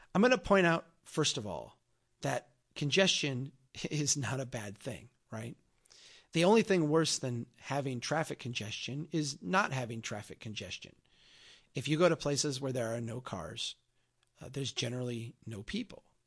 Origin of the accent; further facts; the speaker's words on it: Brainerd, Minnesota, United States; My hometown here of Brainerd, Minnesota